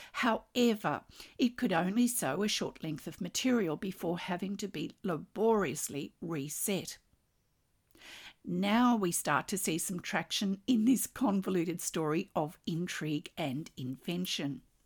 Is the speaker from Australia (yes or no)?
yes; Australia; I'm an Australian textile artist